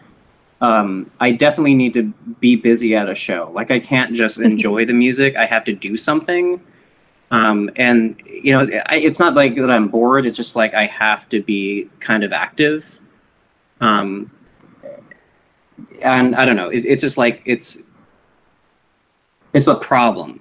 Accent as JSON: {"language": "English", "region": "Eastern Washington", "country": "United States", "tie": "born or raised there", "said": "Kevin and I grew up in Eastern Washington, or as a friend would argue, South Central Washington"}